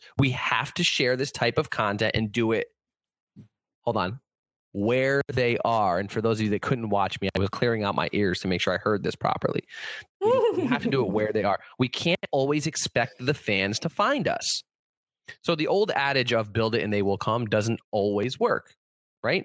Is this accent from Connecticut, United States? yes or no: yes; Connecticut, United States; born or raised there